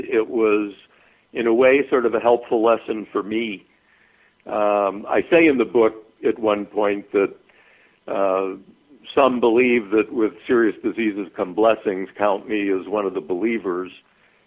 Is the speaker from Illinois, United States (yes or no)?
yes; Chicago, Illinois, United States; moved away as an adult; also born or lived in Adare, Ireland; I grew up in Chicago